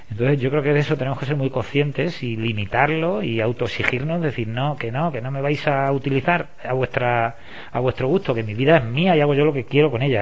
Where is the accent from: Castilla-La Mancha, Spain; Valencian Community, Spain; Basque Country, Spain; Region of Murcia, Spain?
Castilla-La Mancha, Spain; digo, yo soy de la Mancha, de, Don Quijote de la Mancha, y todo el mundo sabe dónde está.